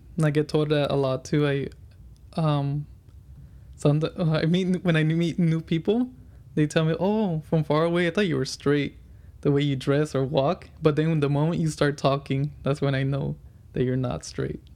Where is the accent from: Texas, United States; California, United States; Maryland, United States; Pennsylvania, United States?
California, United States; Fontana; I grew up in Fontana most of my life